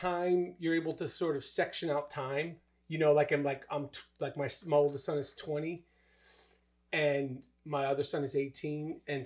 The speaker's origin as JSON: {"language": "English", "region": "New York", "country": "United States", "said": "I would just like, yo, I'm from New York"}